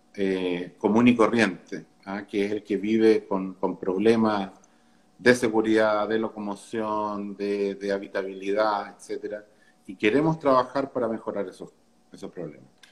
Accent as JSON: {"language": "Spanish", "town": "Santiago", "region": "Santiago Metropolitan Region", "country": "Chile", "tie": "born or raised there", "said": "yo, personalmente nací y crecí en Santiago"}